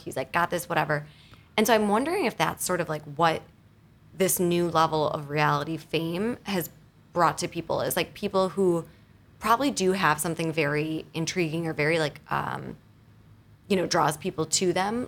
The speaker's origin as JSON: {"language": "English", "region": "Wisconsin", "country": "United States", "moved": "yes", "lives_now": "New York City, United States", "said": "I am from Wisconsin originally"}